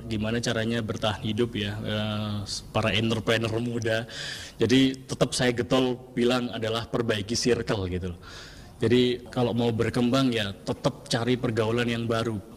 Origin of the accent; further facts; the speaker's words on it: East Java, Indonesia; kota saya kota apel.